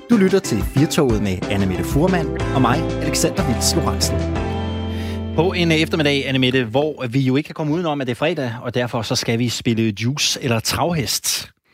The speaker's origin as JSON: {"language": "Danish", "town": "Randers", "region": "Central Denmark Region", "country": "Denmark", "moved": "yes", "said": "jeg er jo fra Randers"}